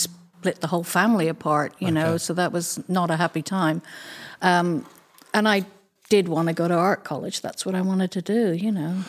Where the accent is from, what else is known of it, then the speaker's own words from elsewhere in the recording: London, United Kingdom; born there; So I was born in London.